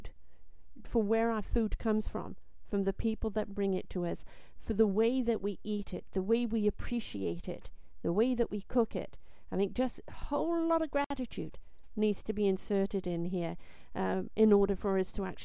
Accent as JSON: {"language": "English", "region": "England", "country": "United Kingdom", "tie": "born or raised there", "moved": "yes", "said": "I grew up in England"}